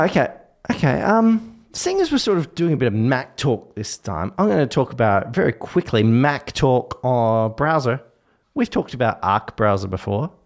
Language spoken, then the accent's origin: English; Australia; I, as an Australian